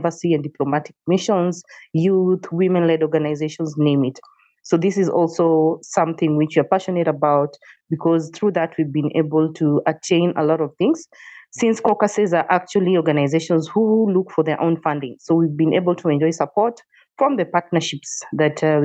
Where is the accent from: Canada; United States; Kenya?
Kenya; I am a Kenyan, born and raised in Kenya